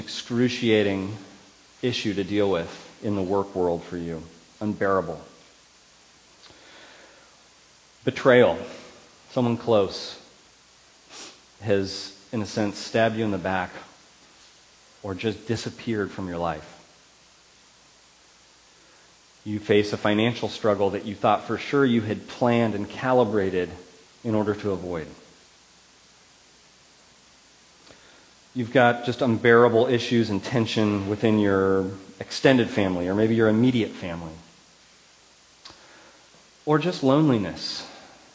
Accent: Ripon, California, United States; my hometown

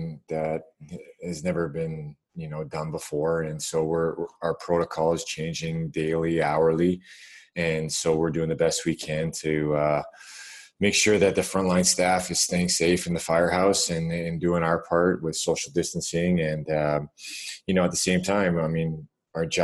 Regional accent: Toronto, Ontario, Canada; my hometown

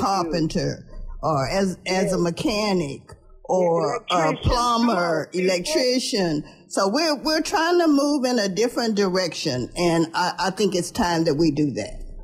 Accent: Dallas, Texas, United States; I grew up here in Dallas

